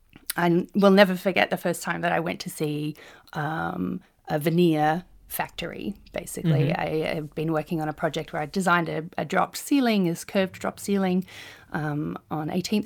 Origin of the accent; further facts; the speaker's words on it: New Zealand; born there; also born or lived in Australia; I was born in New Zealand, but spent about 5 years living in that country.